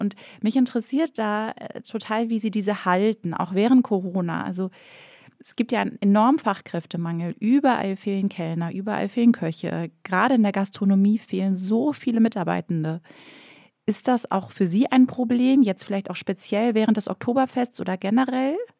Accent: Northern Germany, Germany; moved away as an adult; also born or lived in Bavaria; Ich komme ursprünglich aus Norddeutschland. Ich bin nach Bayern gezogen fürs Studium

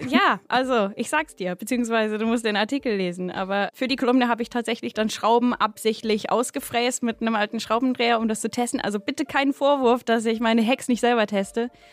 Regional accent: Berkshire, South East England, United Kingdom; German is a second language; now in Berlin, Germany; ich komme aus dem Royal äh, County Berkshire.

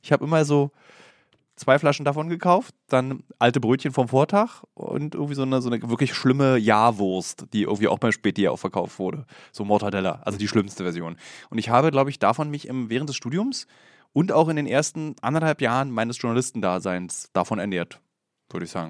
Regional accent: Berlin, Germany; Ich habe den großen Fehler ja als Berliner gemacht, in Berlin zu studieren.

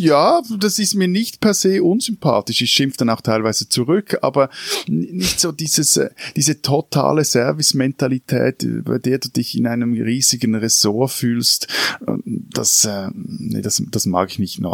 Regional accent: Switzerland; als Schweizer

